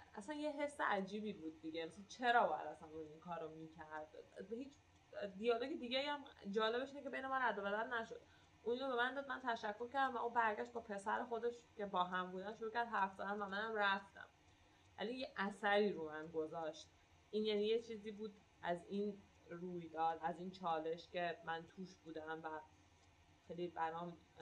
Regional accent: Iran; من گفتم ایرانیم

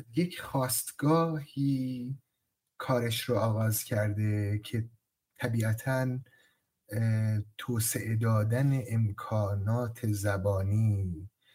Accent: Sari, Mazandaran, Iran; متولد سال 1362 در شهر ساری در مازندران به دنیا آمدم

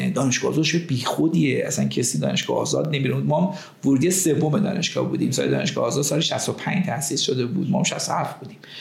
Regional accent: Tehran, Tehran Province, Iran; moved away as an adult; در همین محله فاطمی به دنیا اومدم و دوره دبستانم رو در مدرسه ایران جهانبانی گذروندم

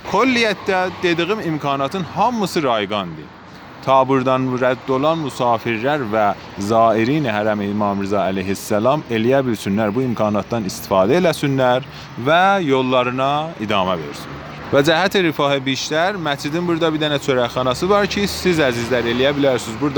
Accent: Ardabil, Ardabil Province, Iran; və Ərdəbilliyəm.

